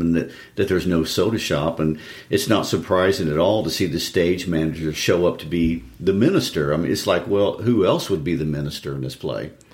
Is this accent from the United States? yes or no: yes; Lawson, Missouri, United States; my hometown in Lawson